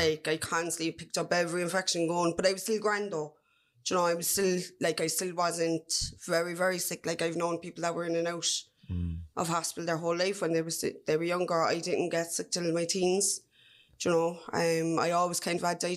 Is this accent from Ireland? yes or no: yes; Cork, Munster, Ireland; I'm from Farnry in the North Side.